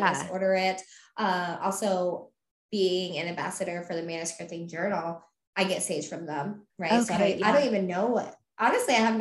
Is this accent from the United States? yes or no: yes; Vermont, United States; moved away; also born or lived in New England; We're from Vermont. So we're all about those mountains